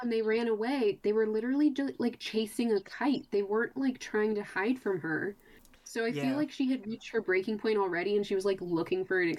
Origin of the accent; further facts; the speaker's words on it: Texas, United States; I'm not Appalachian whatsoever. I'm a desert Texan, where most Texans don't even really have a discernible accent to most, like, people.